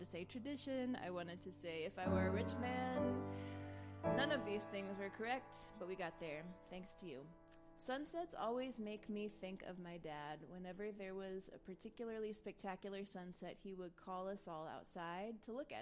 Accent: East Coast, United States; now in West Coast, United States; I grew up on the East Coast, so I associate the sunrise with the sun over the ocean

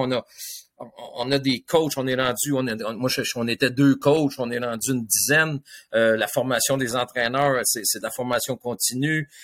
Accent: Le Moyne, Quebec, Canada; j'étais un petit gars de ville le sur la rive sud

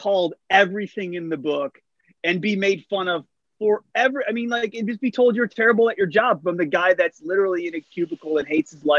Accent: Wickliffe, Ohio, United States; moved away; I grew up in Wycliffe on the east side.

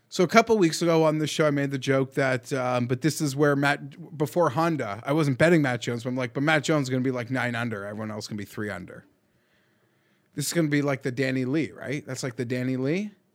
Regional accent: Canada; We're Canadian

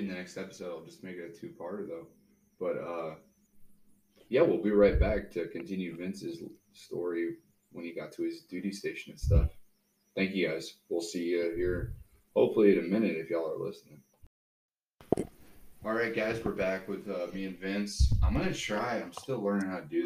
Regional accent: Missouri, United States; we're from Missouri

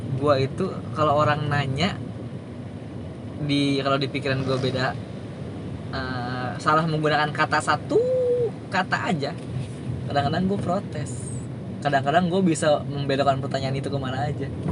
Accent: Sundanese area, West Java, Indonesia; first language Sundanese; Indonesian is a second language; gue dari kecil sampai kelas 3 SMA itu uh, sekolah eh kelas 3 SMP kelas 3 SMP maksud gue gue sekolah di daerah Sunda

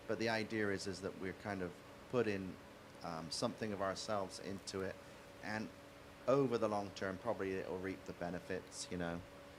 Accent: England, United Kingdom; So when growing up in England, on a Sunday, I'd go to my grandparents' house

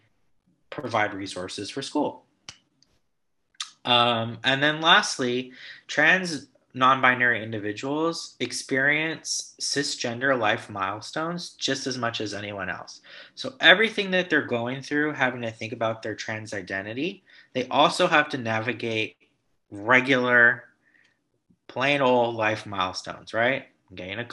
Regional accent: Los Angeles, California, United States; accent: Valley Boy; I'm based in Los Angeles, born and raised. You can't tell by my Valley Boy accent

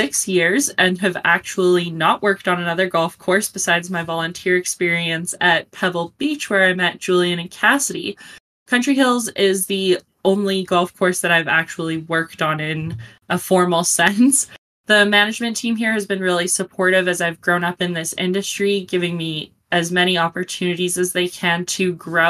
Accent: Calgary, Alberta, Canada; I'm from Calgary, Alberta, Canada

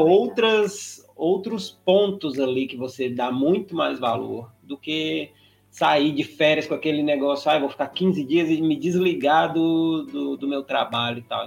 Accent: Patos de Minas, Minas Gerais, Brazil; moved away; nós dois somos de Patos de Minas, né, interior de Minas Gerais

